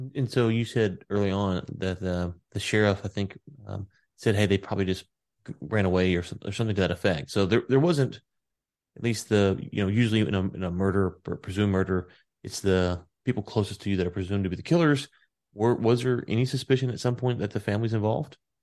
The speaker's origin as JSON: {"language": "English", "region": "the South", "country": "United States", "said": "I'm from the South"}